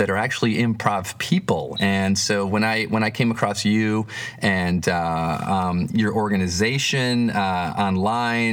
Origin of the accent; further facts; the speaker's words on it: Flint, Michigan, United States; Flint, my hometown